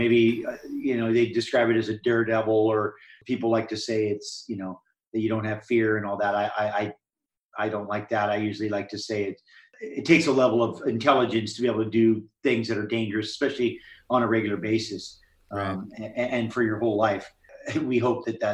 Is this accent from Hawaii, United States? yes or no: yes; Hawaii, United States; I grew up in Hawaii and was in the ocean from not far after I could walk.